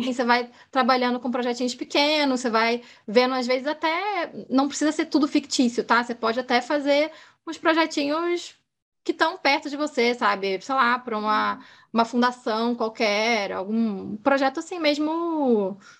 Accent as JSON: {"language": "Portuguese", "region": "Rio de Janeiro", "country": "Brazil", "said": "Eu sou carioca, moro no Rio"}